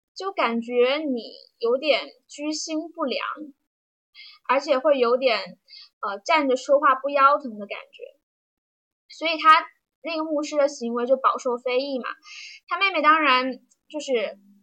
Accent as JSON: {"language": "Chinese", "town": "Jiujiang", "region": "Jiangxi", "country": "China", "tie": "born or raised there", "said": "待的地方呢，就是我的家乡江西九江。九江没有什么，嗯，特别有名的东西吧，就是一个四线小城市，在长江边"}